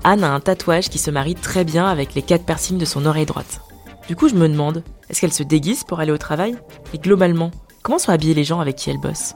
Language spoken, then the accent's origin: French; Paris, Île-de-France, France; also born or lived in Dakar, Senegal; je suis née à Dakar et que j'ai grandi dans le quinzième arrondissement de Paris